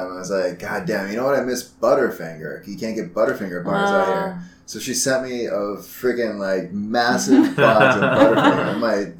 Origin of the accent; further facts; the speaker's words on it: Napa Valley, Northern California, United States; now in South Korea; I'm from Northern California, I'm from Napa Valley